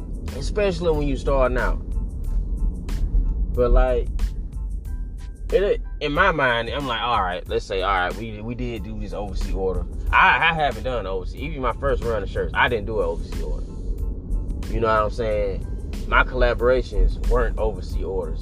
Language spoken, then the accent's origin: English; United States; I'm American